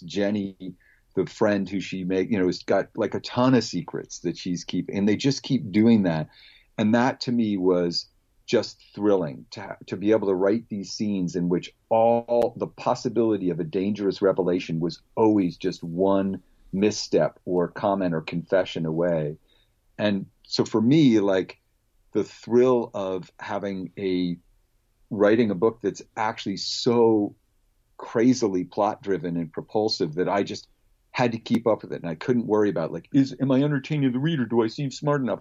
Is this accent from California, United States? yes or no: yes; Palo Alto, California, United States; I was a kid growing up in Palo Alto, California